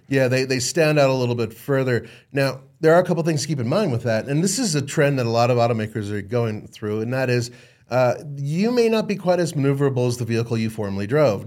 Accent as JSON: {"language": "English", "town": "Los Angeles", "region": "California", "country": "United States", "tie": "born or raised there", "said": "I grew up in Los Angeles"}